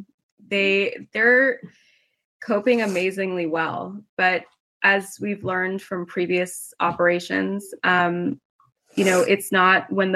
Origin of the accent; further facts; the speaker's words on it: Santa Monica, California, United States; moved away as an adult; now in Israel; I was born and raised in Santa Monica, in California